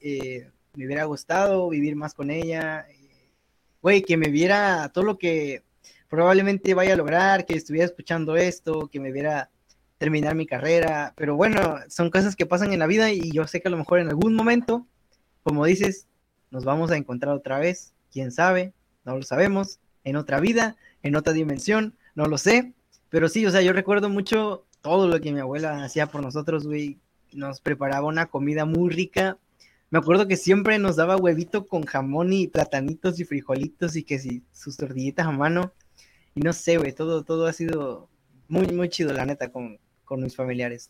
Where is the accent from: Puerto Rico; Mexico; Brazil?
Mexico; como buenos mexicanos